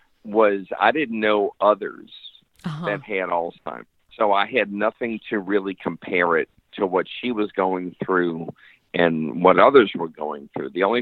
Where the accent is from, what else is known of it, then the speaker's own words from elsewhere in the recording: New Orleans, Louisiana, United States; moved away as an adult; now in Pensacola, United States; I actually grew up in New Orleans.